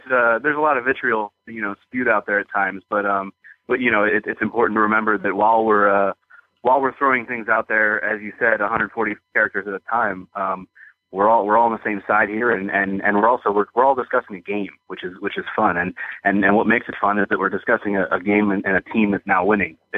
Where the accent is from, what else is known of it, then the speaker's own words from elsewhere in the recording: Bel Air, Maryland, United States; only because I grew up uh, you know, in Maryland. I grew up in the Baltimore area, right up there in Bel Air, and spent